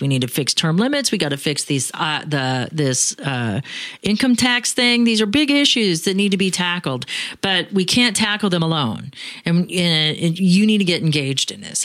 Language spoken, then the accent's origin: English; Phoenix, Arizona, United States; I'm from Phoenix